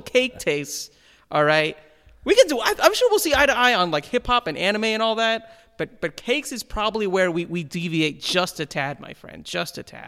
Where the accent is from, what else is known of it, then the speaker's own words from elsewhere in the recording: India; moved away; being Indian